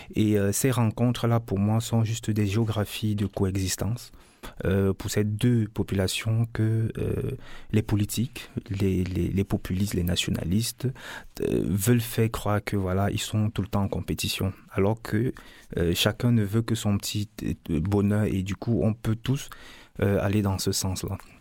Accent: Cameroon; je viens du Cameroun

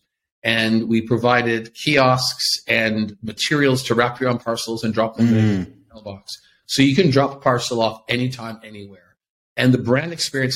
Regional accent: Toronto, Ontario, Canada; now in Tel Aviv, Israel; I'm from Toronto, Canada, and now live here in Tel Aviv

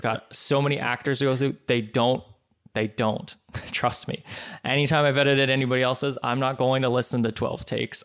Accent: Canada; I'm Canadian

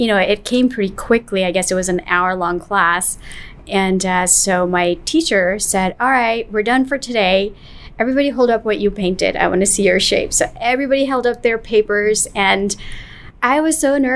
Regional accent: New York, United States; I grew up in New York

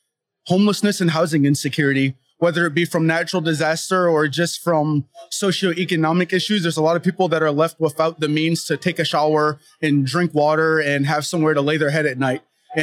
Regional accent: Maryland, United States; also born or lived in Portland area; now in Bentonville, United States; my spouse and I are originally from Maryland

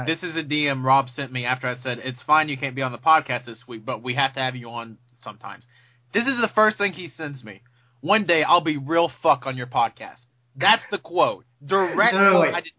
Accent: the South, United States; I'm from the South!

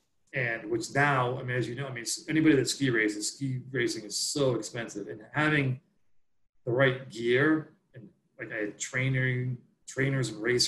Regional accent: the East, United States; growing up in the East, we ski, there's ice back here.

